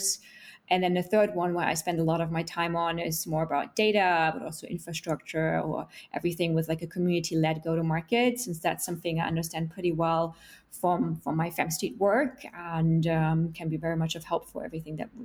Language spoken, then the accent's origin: English; Germany; now in London, United Kingdom; I'm from Germany originally